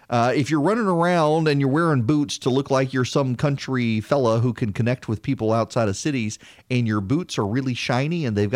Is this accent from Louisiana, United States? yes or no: yes; South Louisiana, United States; also born or lived in Dubai; now in Georgia, United States; I am from Louisiana. I'm from South Louisiana, and I grew up in Dubai.